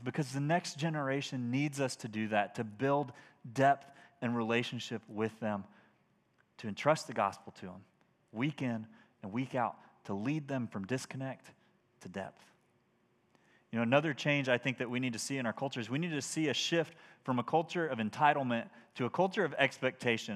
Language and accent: English; United States; as American Christians